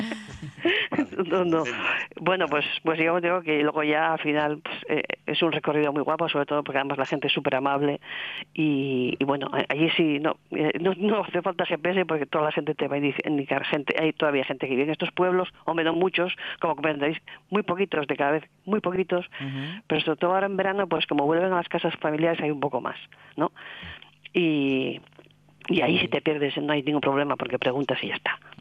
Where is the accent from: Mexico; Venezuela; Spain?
Spain; Asturias; somos asturianos aquí